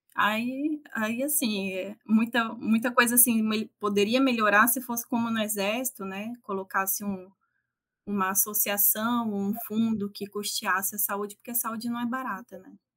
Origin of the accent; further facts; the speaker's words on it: interior of São Paulo, Brazil; moved away as an adult; also born or lived in Maringá, Paraná / Mato Grosso do Sul; now in Amazonas, Brazil; eu sou do interior de São Paulo